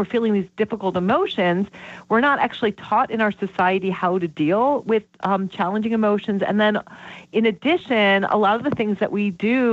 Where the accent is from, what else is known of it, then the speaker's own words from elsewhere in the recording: Vermont, United States; I'm from Vermont